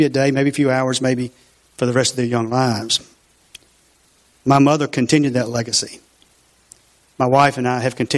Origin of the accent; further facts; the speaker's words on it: LaGrange, Georgia, United States; I grew up on Dunson Village, Carey Street